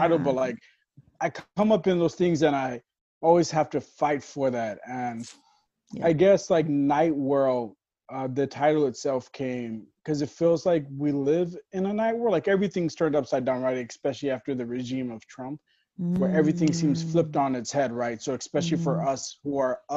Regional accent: South Carolina, United States; also born or lived in Porterville, California; We moved to South Carolina where Jaffer was born. South Carolina, I actually went to school at Sister Clara Muhammad School.

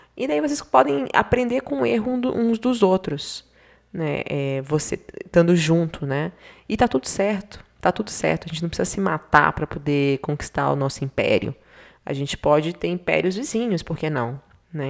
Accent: Bahia, Brazil; now in Curitiba, Brazil; eu sou baiana, né? Então, sertão da Bahia, ou então aqui, eu estou aqui do lado de Curitiba

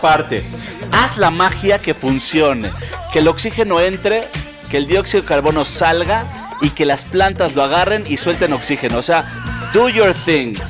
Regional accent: Mexico City, Mexico; nosotros como chilangos

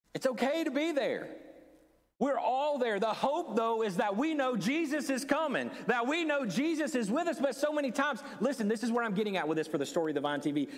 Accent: the Bible Belt, United States; Many of us growing up in the Bible Belt

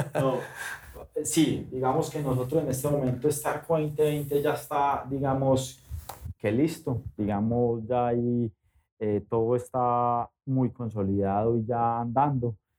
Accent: Colombia

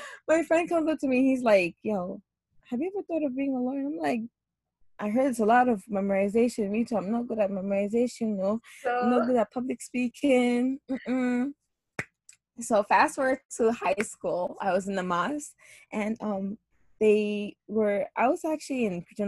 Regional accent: Ghana; moved away as an adult; also born or lived in United States; now in New York City, United States; I grew up living in between Ghana and the U.S., although I was born in Ghana, and I moved here at a very young age. And like I said before, I have spent a lot of time growing up in between the two countries. However, I did spend most of like my teenage years in Ghana, and I moved back here when I was 18 years old

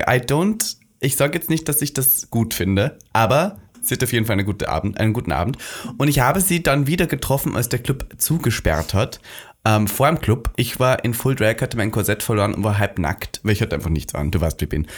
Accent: Austria; Wir als Österreicher

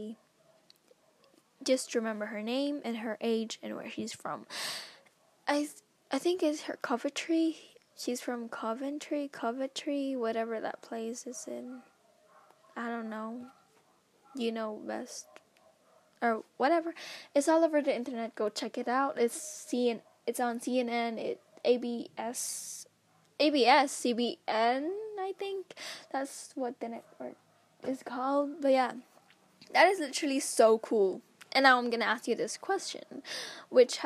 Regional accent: Philippines; I'm a Filipina

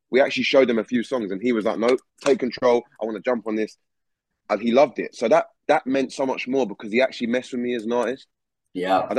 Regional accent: England, United Kingdom; as someone from the UK, obviously, obviously, obviously as an English person.

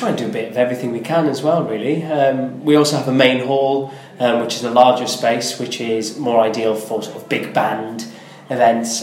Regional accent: Aberystwyth, Wales, United Kingdom; moved away as an adult; now in London, United Kingdom; Aberystwyth in Mid Wales is my hometown.

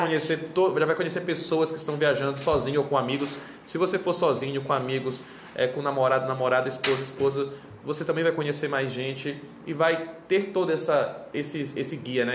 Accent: Belém, Pará, Brazil; tenho 34 anos, sou de Belém do Pará

